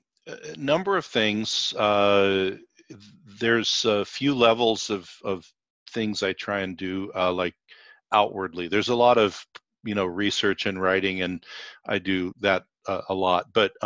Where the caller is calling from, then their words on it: Seattle, Washington, United States; So I am in Seattle, Washington. My clinic is in Seattle